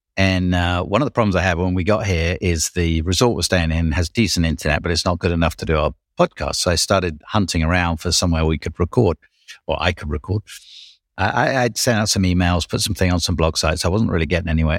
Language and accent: English; United Kingdom; I'm Brit